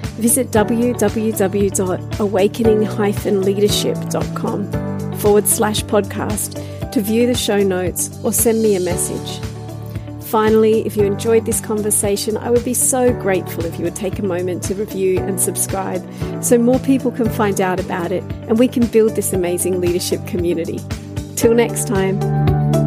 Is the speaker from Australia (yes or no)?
yes; Australia; my home country in Australia